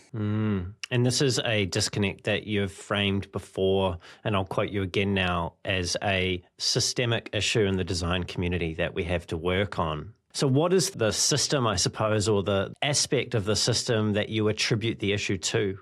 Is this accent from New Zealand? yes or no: yes; New Zealand; my home country of New Zealand